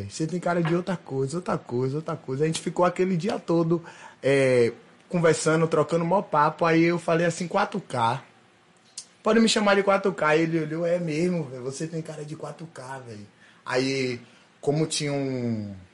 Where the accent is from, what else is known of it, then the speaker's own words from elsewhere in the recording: Aracaju, Sergipe, Brazil; Então eu fui criado em Aracaju com minha mãe saindo na capa do jornal do MST